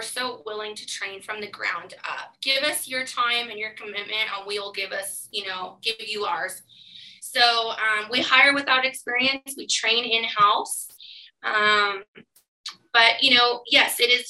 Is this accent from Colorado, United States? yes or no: no; California, United States; moved away as an adult; now in Canada; I'm from California originally.